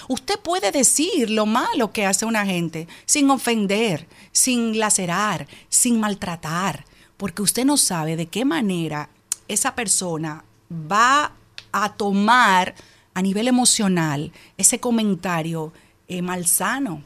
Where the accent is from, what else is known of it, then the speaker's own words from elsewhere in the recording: Dominican Republic; una dominicana como tú